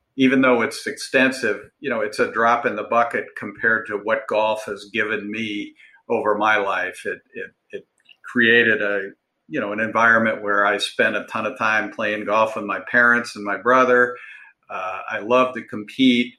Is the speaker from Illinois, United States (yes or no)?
no; Cleveland, Ohio, United States; moved away; I'm originally from Cleveland